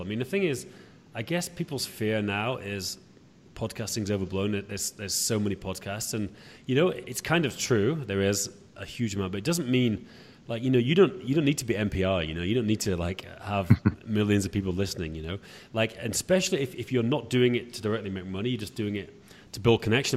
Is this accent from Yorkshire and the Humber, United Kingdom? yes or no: yes; Yorkshire and the Humber, United Kingdom; I'm from Yorkshire in northern England, and, um, yeah, I'm from a very kind of rural